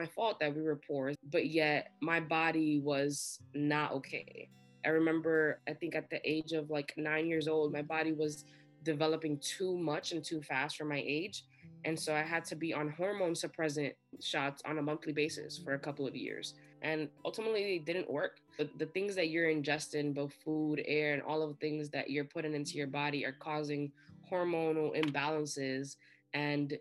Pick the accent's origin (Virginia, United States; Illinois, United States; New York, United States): New York, United States; New York City; Growing up in the South Bronx